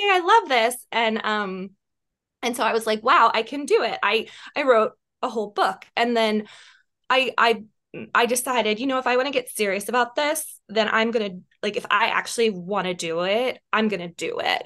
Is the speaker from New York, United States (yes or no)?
no; West Virginia, United States; moved away as an adult; also born or lived in Washington, D.C.; I was from West Virginia